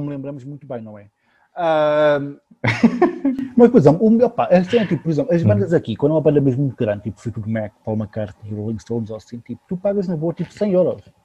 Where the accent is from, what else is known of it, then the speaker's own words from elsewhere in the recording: Lisbon, Portugal; eu nasci em Lisboa